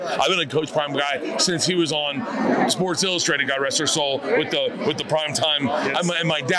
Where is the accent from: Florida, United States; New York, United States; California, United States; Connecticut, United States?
Florida, United States; I grew up in Florida.